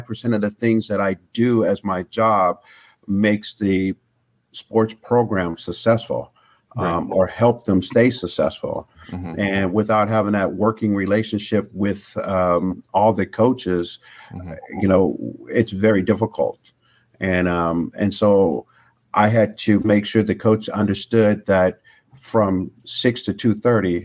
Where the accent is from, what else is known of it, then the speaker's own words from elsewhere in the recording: Long Beach, California, United States; also born or lived in Chicago, Illinois; I grew up in Long Beach, which was rough.